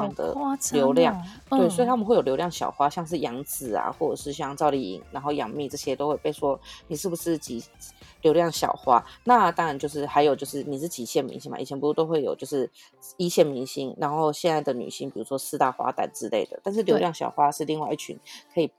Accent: Taiwan; 我觉得台湾人追星一直都很乖巧，

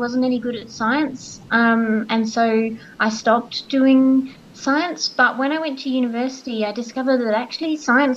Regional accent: Australia; as an Australian

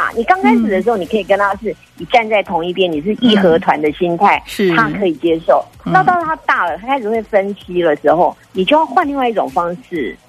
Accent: Taichung, Taiwan; 我也是台中人，我是台中女儿

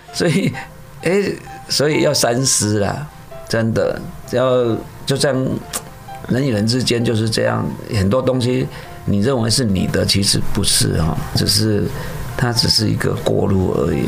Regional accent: Taiwan; 我们台湾人

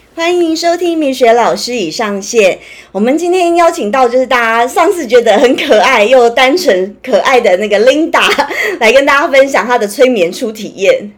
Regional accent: Taiwan; 我们台湾人比较热情

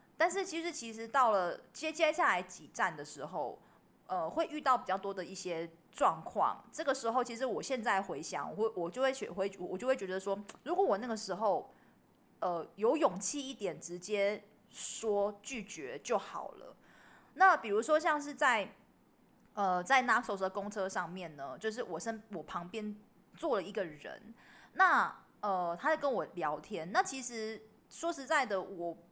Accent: Taiwan; 因为我台湾本土本，本土土生土长的

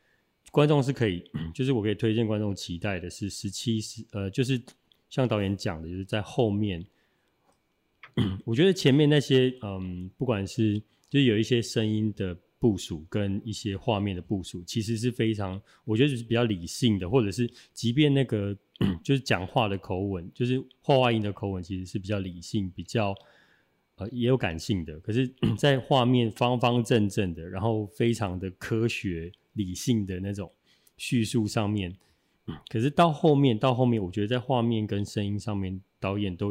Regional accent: Taichung, Taiwan; 因为我我我也是台中人，

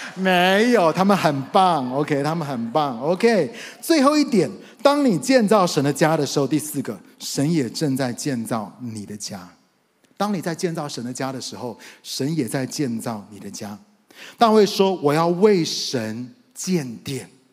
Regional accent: United States; moved away as an adult; also born or lived in Taiwan; now in Taipei, Taiwan; 因为我是在美国长大的

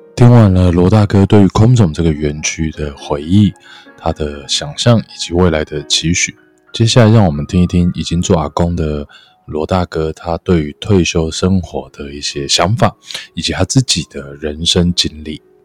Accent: Miaoli County, Taiwan; 我也是客家人，我苗栗这样

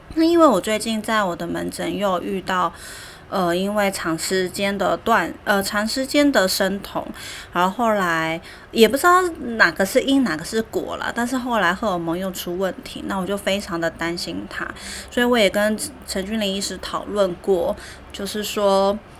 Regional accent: Taiwan; 我们台湾人

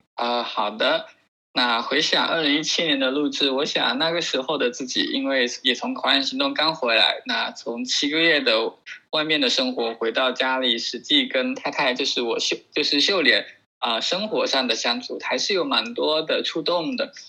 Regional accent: Fuzhou, Fujian, China; 我是来自福州

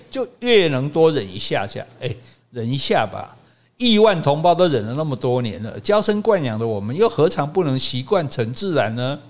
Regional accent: Taiwan; 我们台湾人

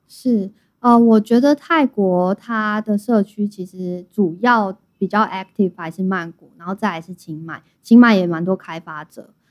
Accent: Taiwan; moved away as an adult; also born or lived in Singapore; now in Thailand; 是在土生土长的台湾人，然后我的大学其实是读经济，然后毕业后我就直接进了银行

